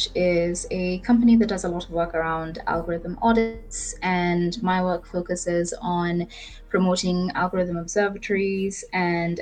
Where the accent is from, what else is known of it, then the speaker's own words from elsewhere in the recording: Nairobi, Kenya; I am based in Nairobi, and I'm you know, born, bred and buttered, as my English teacher used to say